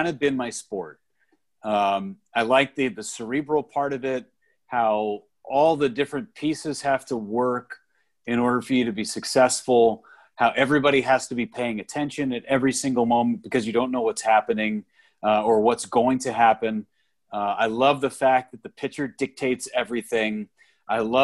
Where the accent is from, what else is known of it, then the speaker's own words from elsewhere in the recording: Northern California, United States; moved away; I grew up in Northern California